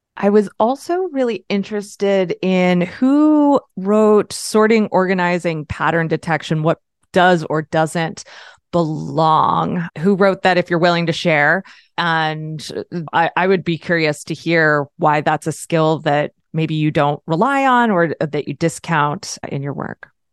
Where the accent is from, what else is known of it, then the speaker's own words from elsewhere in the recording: Pennsylvania, United States; I'm a Pennsylvanian, I'm an American